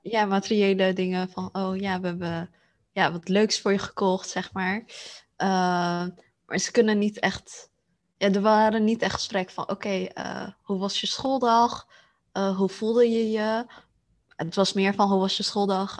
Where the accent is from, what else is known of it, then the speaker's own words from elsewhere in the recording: Netherlands; ik ben Aziatisch, heb mijn Aziatische roots, maar ik ben hier geboren in Nederland